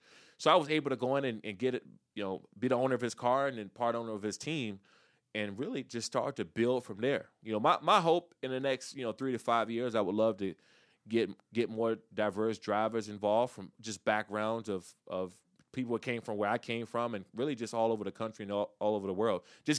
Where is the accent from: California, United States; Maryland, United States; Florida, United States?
Maryland, United States; also born or lived in Washington, D.C.; Take a kid back from where I grew up in Prince George's County, Maryland, or in the Washington, D.C. area